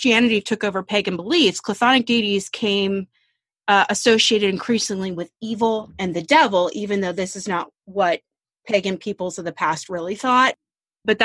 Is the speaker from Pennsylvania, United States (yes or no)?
yes; Pittsburgh, Pennsylvania, United States; We're from Pittsburgh